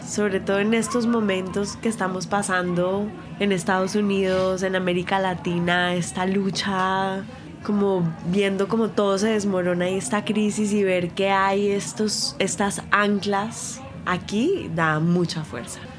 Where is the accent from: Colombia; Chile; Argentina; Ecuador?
Colombia; en Colombia nosotros decimos la, el maíz